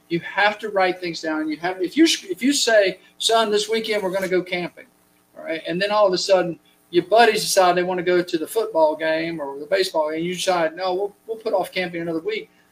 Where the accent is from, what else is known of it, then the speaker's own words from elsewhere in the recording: United States; We're American